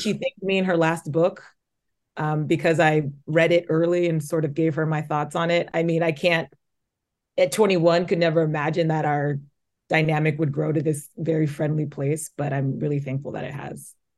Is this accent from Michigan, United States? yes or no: no; Omaha, Nebraska, United States; moved away as an adult; also born or lived in Lincoln, Nebraska; now in New York City, United States; I grew up in Omaha. I went to Papillion La Vista High School